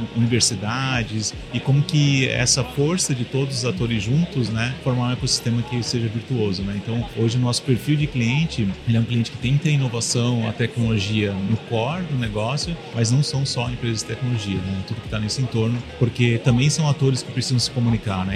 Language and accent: Portuguese; Florianópolis, Santa Catarina, Brazil; Eu sou aqui de Floripa também